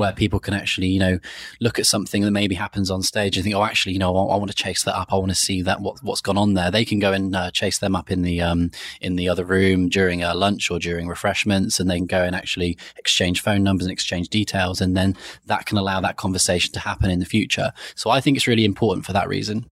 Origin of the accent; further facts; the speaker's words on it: Cornwall, South West England, United Kingdom; moved away as an adult; also born or lived in Sheffield; now in London, United Kingdom; originally, I'm from a county called Cornwall, which is in England, southwest of England.